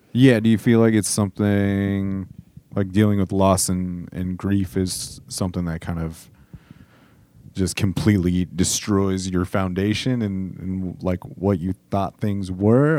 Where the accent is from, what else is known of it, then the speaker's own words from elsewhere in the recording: Southern California, United States; growing up in Southern California in the, in the nineties and early two thousands.